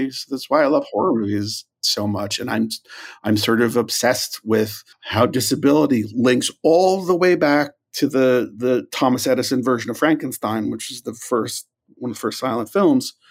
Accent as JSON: {"language": "English", "country": "Ireland", "said": "I mean, I'm Irish. Like, regret is like a thing I do."}